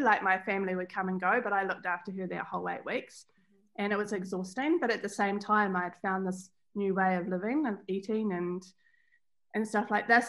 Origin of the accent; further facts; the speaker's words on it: Bendigo Station, Central Otago, New Zealand; I grew up on Bendigo Station, which is a sheep station in central Otago.